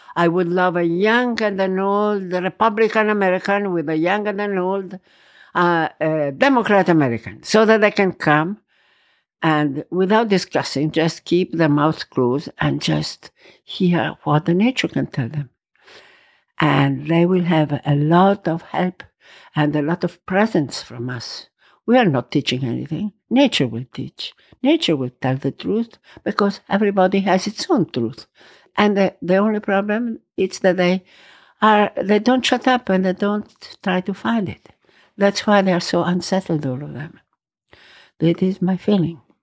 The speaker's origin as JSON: {"language": "English", "town": "Verona", "region": "Veneto", "country": "Italy", "tie": "born or raised there", "also_born_or_lived": "Rome, Italy / Valpolicella, Italy", "second_language": "English", "moved": "yes", "lives_now": "Tuscany, Italy", "said": "I was born in Roma. Then we had to go to Verona."}